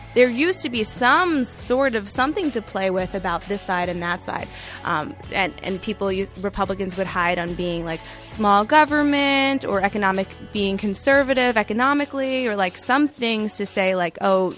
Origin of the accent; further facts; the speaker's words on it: New York City, New York, United States; I grew up in Bensonhurst